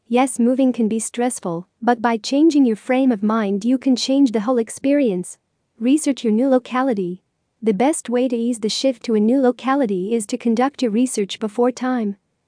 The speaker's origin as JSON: {"language": "English", "town": "Rockville", "region": "Maryland", "country": "United States", "said": "from Rockville, United States."}